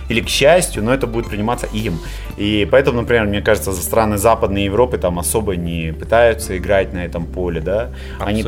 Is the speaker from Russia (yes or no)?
no; Kazakhstan; мы страна лоскутное одеяло